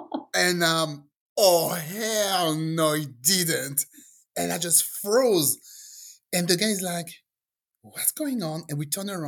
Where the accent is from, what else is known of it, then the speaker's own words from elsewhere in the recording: France; English is a second language; moved away as an adult; also born or lived in England; I grew up in France, and after a while, I decided to move to England because I wanted to learn English.